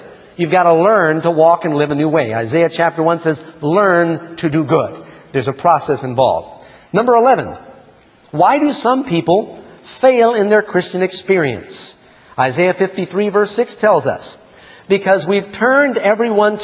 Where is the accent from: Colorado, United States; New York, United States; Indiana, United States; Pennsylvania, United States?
New York, United States; New York City; now in Northern California, United States; I grew up in New York City